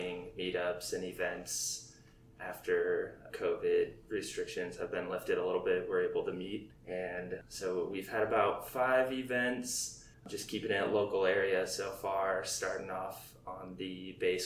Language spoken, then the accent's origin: English; Snohomish, Washington, United States; moved away as an adult; also born or lived in Monroe, Washington / Yokota Air Base, Japan / Scott Air Force Base, Illinois; now in Fairchild Air Force Base, United States; Snohomish, Washington is where I grew up. I was born just in a city over Monroe, Washington